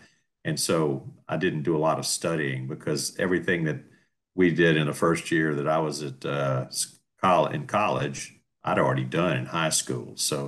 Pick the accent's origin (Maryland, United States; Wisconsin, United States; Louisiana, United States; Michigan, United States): Louisiana, United States; New Orleans; also born or lived in Baton Rouge; Oh, I was born in Baton Rouge, and we lived there, another probably a year after I was born. And then my dad took a job out of New Orleans, and we moved down there.